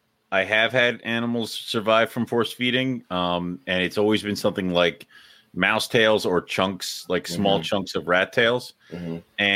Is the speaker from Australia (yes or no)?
no; Scotland, United Kingdom; So first off, I'm Scottish.